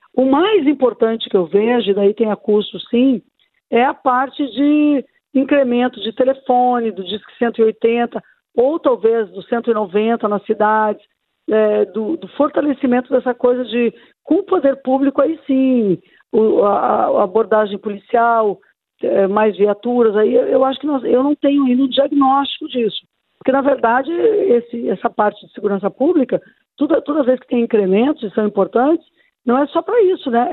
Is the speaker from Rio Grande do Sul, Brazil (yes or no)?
yes; Porto Alegre, Rio Grande do Sul, Brazil; Aqui mesmo na cidade de onde eu sou originária, não é? A minha Porto Alegre, tão querida